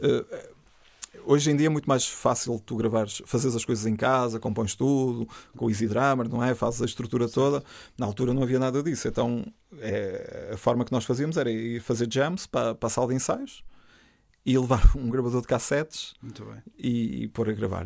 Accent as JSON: {"language": "Portuguese", "area": "Trás-os-Montes", "region": "Norte", "country": "Portugal"}